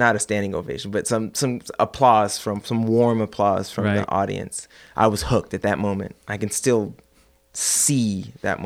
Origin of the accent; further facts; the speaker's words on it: Oakland, California, United States; moved away; also born or lived in Ohio; I grew up in Oakland, pretty much.